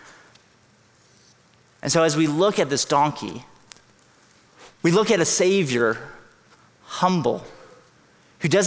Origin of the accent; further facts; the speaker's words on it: Hong Kong; now in San Jose, United States; I grew up in Hong Kong. It's a big city.